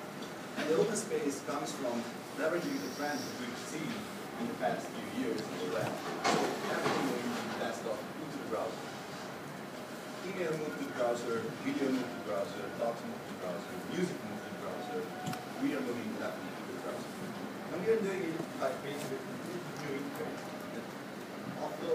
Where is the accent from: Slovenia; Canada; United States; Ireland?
Slovenia; I'm not from Estonia, I'm from Slovenia, another tiny country with great technical knowledge and great people